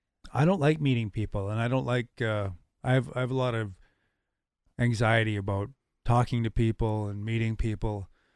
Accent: Portage la Prairie, Manitoba, Canada; also born or lived in Cold Lake, Canada / Germany / Ottawa, Canada / Canberra, Australia; for a military kid. And it's where I had my most formative experiences, I think. So I say I'm from Portage when people ask.

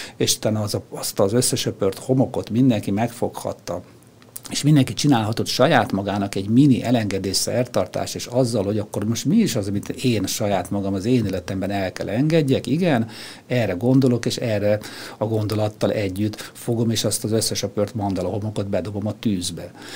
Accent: Budapest, Hungary; also born or lived in Lake Balaton; Tőzsdőkeres Budapesti vagyok

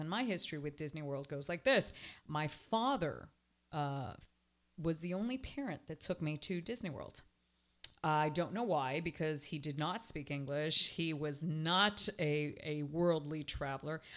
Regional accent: Toronto, Ontario, Canada; now in Miami, United States; I was raised in Toronto

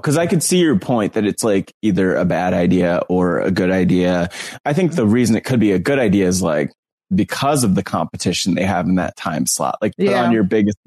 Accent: New Jersey, United States; I'm from North Jersey

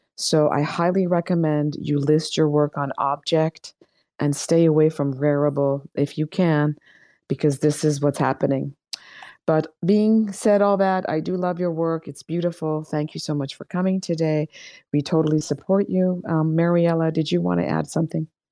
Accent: Iran; moved away; I am from Iran

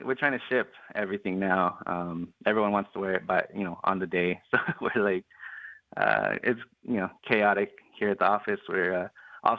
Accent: Holbrook, Arizona, United States; moved away; my hometown in this one. So I'm from Holbrook originally, Holbrook, Arizona, border town.

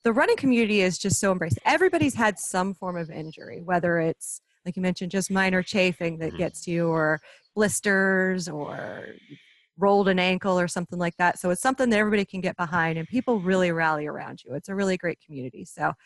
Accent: Myrtle Beach, South Carolina, United States; moved away; I'm originally from Myrtle Beach, South Carolina.

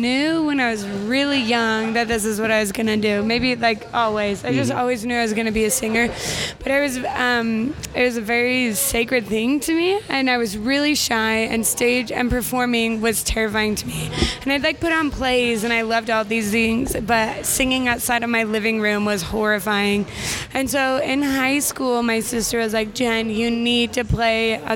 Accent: Utah, United States; moved away as an adult; also born or lived in Brooklyn, New York; that's where I was raised

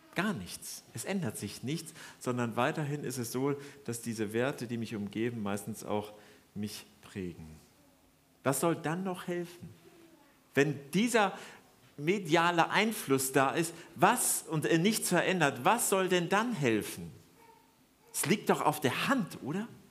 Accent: Germany; wir anscheinend als Deutsche

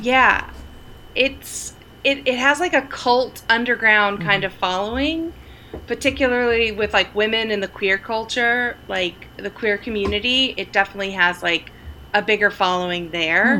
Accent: Sterling, Oklahoma, United States; now in Los Angeles, United States; I grew up in Sterling, Oklahoma, mm-hmm. population 600.

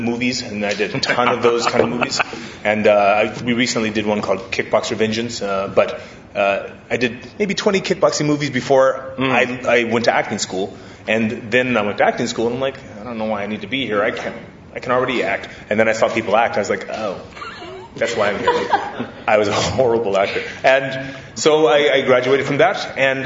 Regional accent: Hawaii, United States; I grew up in Hawaii, and my mom put me into karate when I was a kid

